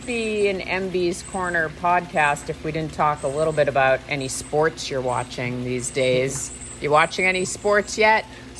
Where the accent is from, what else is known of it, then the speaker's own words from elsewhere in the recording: Boston, Massachusetts, United States; moved away; I'm originally from the Boston area.